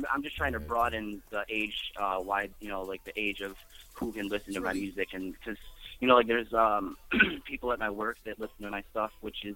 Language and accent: English; Warren, Michigan, United States; moved away as an adult; now in Toledo, United States; I grew up around Warren, and I went to school